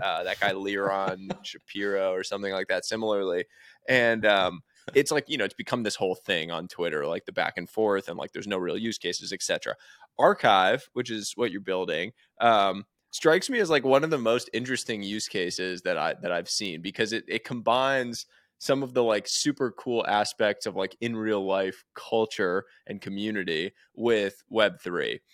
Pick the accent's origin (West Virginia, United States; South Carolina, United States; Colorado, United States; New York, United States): New York, United States; New York City; I grew up going to the Natural History Museum